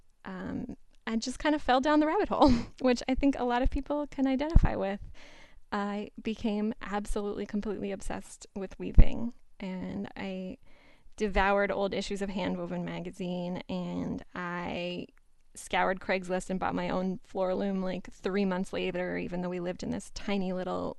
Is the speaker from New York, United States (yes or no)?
no; Pittsburgh, Pennsylvania, United States; moved away as an adult; now in Boston, United States; I grew up in Pittsburgh, Pennsylvania, and I've lived for the last 5 or 6 years in Boston